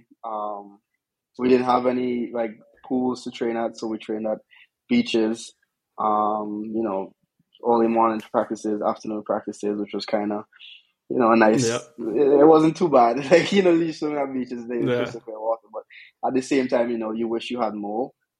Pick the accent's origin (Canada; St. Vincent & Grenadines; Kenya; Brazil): St. Vincent & Grenadines; moved away as an adult; also born or lived in Stanford, United States; now in Miami, United States; I grew up on St. Vincent and the Grenadines